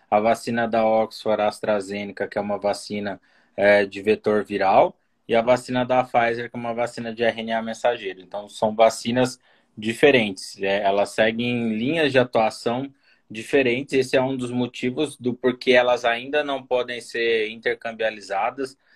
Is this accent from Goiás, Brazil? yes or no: no; São Paulo, Brazil; moved away as an adult; now in Brasília, Brazil; São Paulo, moro aqui em Brasília há sete anos.